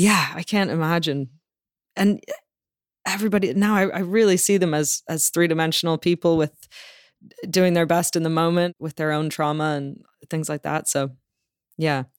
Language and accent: English; Toronto, Ontario, Canada; moved away as an adult; also born or lived in London, United Kingdom; now in Los Angeles, United States; I grew up in Toronto